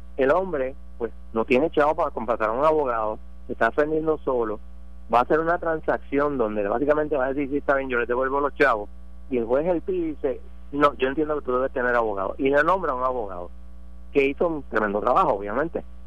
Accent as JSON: {"language": "Spanish", "country": "Puerto Rico", "said": "los puertorriqueños pagamos más impuestos federales que muchos estados"}